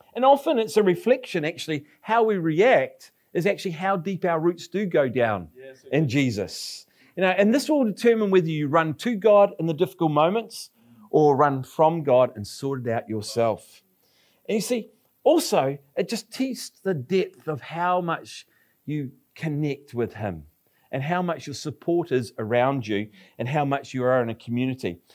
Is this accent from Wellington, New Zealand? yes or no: no; Palmerston North, Manawatū-Whanganui, New Zealand; now in Nelson, New Zealand; Palmerston North, which is my hometown